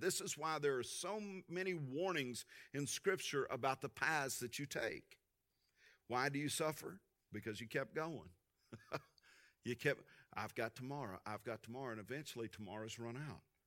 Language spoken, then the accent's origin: English; Tulia, Texas, United States; Driving to junior high growing up in Tulia, Texas